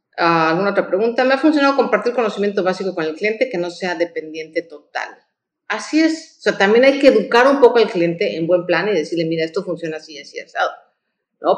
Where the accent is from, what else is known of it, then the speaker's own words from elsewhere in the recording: Mexico; como mexicanos